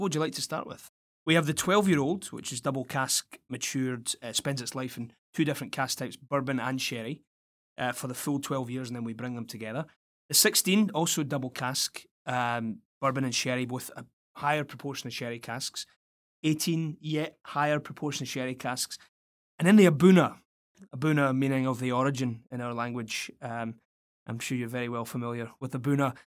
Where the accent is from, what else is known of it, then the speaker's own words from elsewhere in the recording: Scotland, United Kingdom; moved away; being a Scot, a homesick Scot away from home